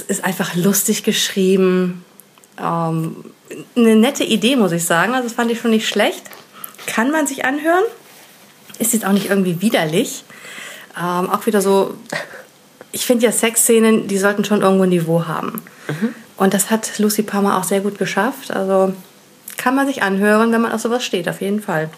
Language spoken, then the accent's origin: German; Rhineland, Germany; ich als Rheinländerin habe es halt gehört, dass es nicht so der richtige äh, rheinländische Dialekt ist